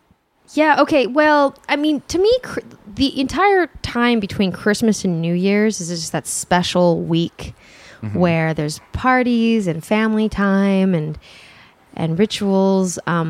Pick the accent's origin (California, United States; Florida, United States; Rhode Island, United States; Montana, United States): California, United States; Santa Monica; Santa Monica, actually.